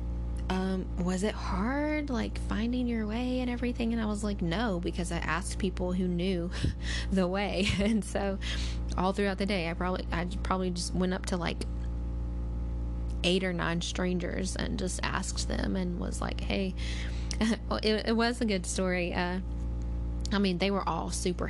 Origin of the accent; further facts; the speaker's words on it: Alabama, United States; we're from Alabama.